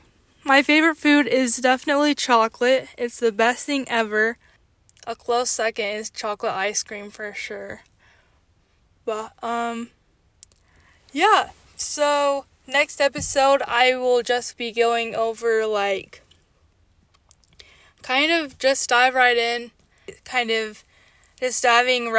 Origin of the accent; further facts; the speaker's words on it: Idaho, United States; I'm from Idaho.